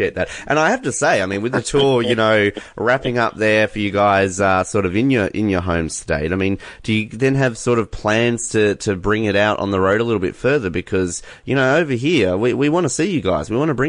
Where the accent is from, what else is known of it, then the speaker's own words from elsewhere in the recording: Australia; I as an Australian, we're kind of in a bubble.